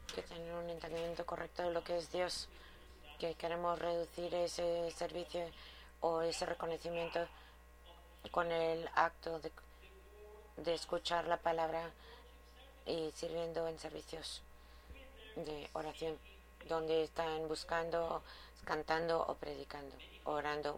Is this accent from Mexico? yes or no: yes; Mexico; en este momento en México, mi país.